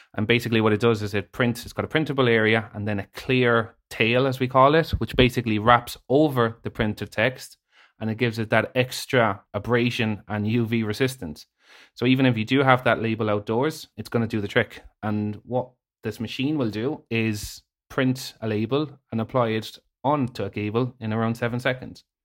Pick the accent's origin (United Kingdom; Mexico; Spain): Spain; moved away as an adult; now in Ireland; I was born in Spain, a Irish mother, Spanish dad